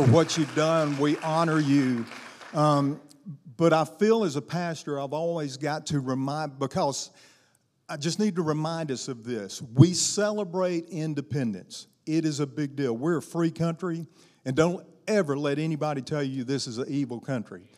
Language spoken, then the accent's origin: English; Arkansas, United States; also born or lived in Tennessee / Louisiana; now in Alabama, United States; I was raised in Arkansas